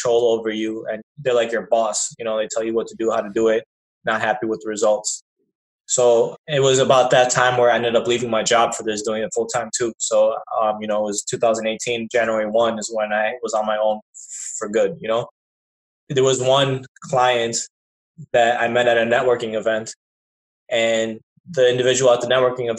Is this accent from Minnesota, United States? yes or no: no; Chicago, Illinois, United States; I was raised here in Chicago all my life